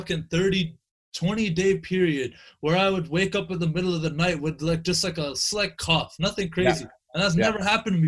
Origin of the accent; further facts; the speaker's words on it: Canada; as a Canadian